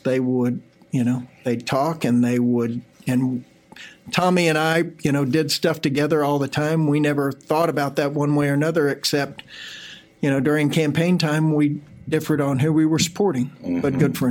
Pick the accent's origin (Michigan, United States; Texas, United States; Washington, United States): Texas, United States; Austin and Bastrop; we moved from Austin to Bastrop, Texas.